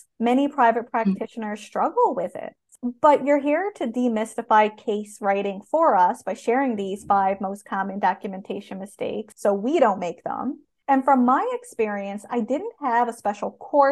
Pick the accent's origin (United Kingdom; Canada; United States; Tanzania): Canada; I am a Canadian social worker